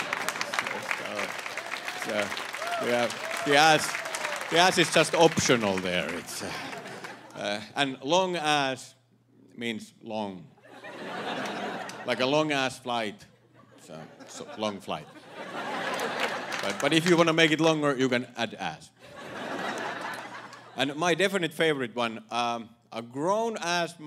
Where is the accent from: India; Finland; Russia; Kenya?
Finland; English is a second language; moved away as an adult; now in United States; I am from Finland